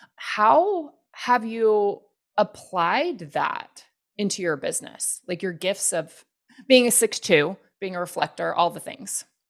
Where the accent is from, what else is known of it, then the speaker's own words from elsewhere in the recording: the Bible Belt in the South, United States; I grew up Christian and in the Bible Belt in the South